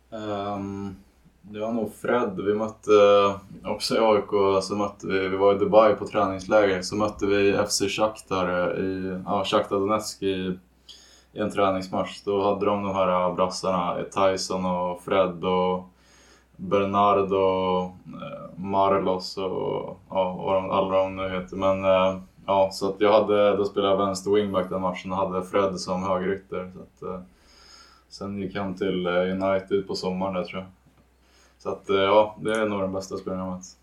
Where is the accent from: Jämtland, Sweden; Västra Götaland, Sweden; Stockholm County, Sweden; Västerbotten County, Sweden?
Stockholm County, Sweden; Danderyd; Um, så jag är från Stockholm um, och har växt upp uh, tio minuter norr, från, norr om Stockholm i Danderyd.